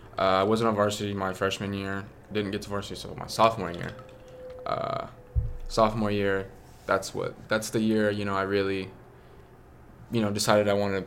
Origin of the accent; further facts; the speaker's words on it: Tulsa, Oklahoma, United States; No. My family's from Guatemala. I'm from here. So I was born and raised in Tulsa, Oklahoma. My mom's from California.